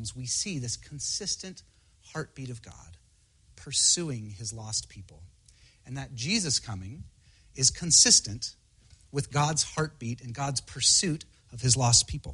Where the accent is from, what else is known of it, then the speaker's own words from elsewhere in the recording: Spokane, Washington, United States; now in Seattle, United States; I grew up in Spokane. My parents are still there